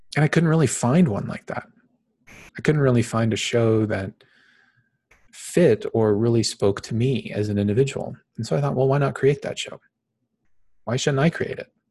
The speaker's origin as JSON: {"language": "English", "town": "Phoenix", "region": "Arizona", "country": "United States", "tie": "born or raised there", "said": "I was born and raised in Phoenix, Arizona. I currently live here in the valley in Phoenix"}